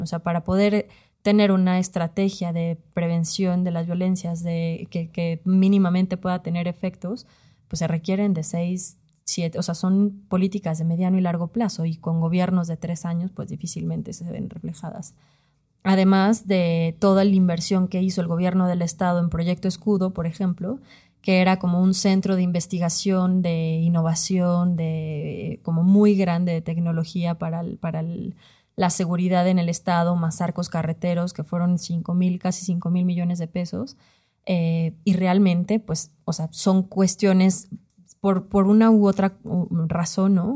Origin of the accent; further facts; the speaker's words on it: León, Guanajuato, Mexico; soy del interior de la República, soy de Guanajuato, soy de León